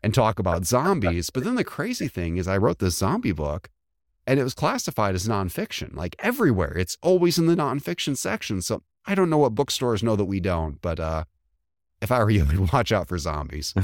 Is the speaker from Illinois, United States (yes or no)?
yes; just across the Indiana border, Illinois, United States; moved away; I grew up just across the Illinois border